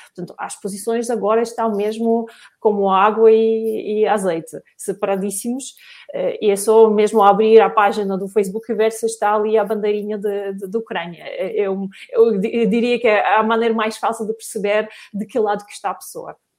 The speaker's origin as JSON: {"language": "Portuguese", "country": "Russia", "moved": "yes", "lives_now": "Portugal", "said": "eu também sou russa"}